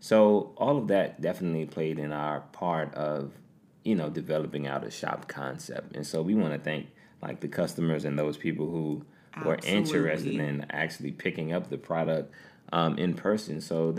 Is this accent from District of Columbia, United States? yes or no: yes; Washington, District of Columbia, United States; when people ask you, are you from D.C. or where are you from, and you say D.C., they essentially ask what part or where in D.C. are you from?